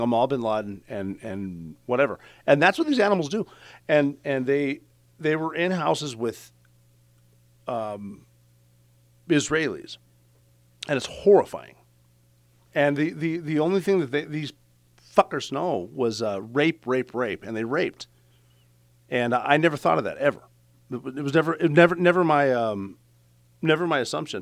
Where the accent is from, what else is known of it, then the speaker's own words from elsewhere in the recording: Butte, Montana, United States; I'm from Butte, Montana